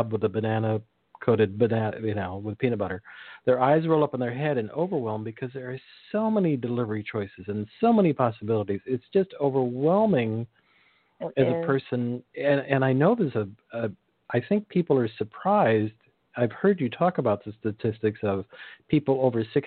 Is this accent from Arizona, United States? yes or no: no; California, United States; I grew up in California, so there was always cannabis